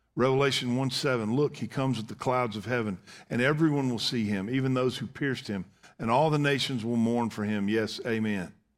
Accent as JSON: {"language": "English", "country": "United States", "said": "as of an American citizen"}